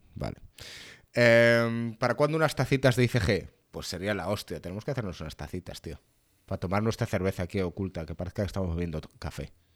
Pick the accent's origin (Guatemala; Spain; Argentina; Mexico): Spain; soy español